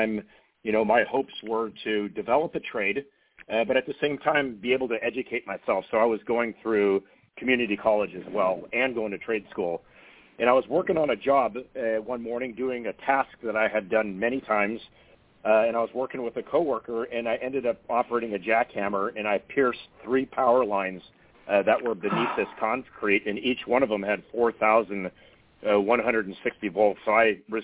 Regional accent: Manhattan Beach, California, United States; born or raised there

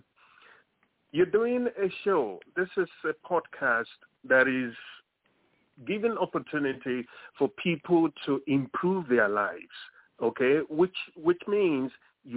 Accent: Lagos, Nigeria; moved away as an adult; now in United States; I'm from Lagos, Nigeria. It's somewhere in the center of Africa. That is where I was born. That is where I grew up, in Lagos

